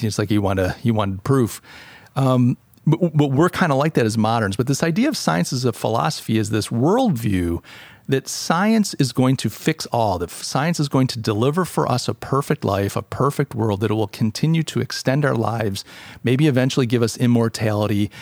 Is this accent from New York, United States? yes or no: yes; Rochester, New York, United States; now in Charleston, United States; I come from Rochester, New York. Uh, I'm a refugee out in, uh, uh, to, out of Rochester to Charleston